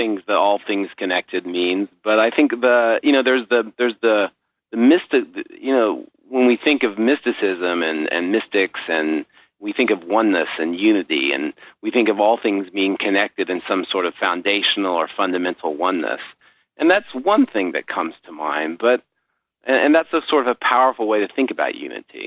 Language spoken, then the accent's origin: English; northern Oklahoma, United States; moved away; I grew up in Oklahoma, which where I grew up, it was a great place to grow up